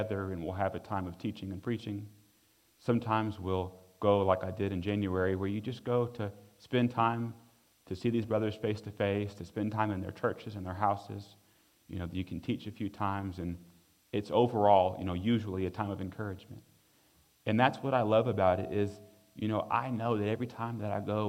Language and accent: English; United States; being an American in a foreign place